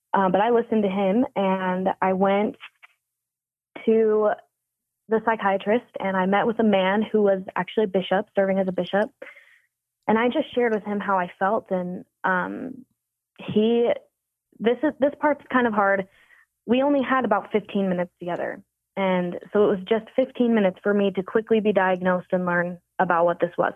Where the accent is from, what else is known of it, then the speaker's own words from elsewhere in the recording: northern Utah, United States; growing up in Utah, especially northern Utah